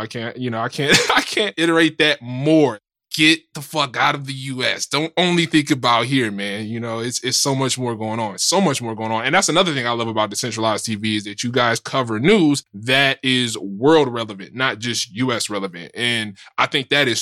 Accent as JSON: {"language": "English", "country": "United States", "said": "I'm in America. I live in America. So generally speaking, right, I'm American"}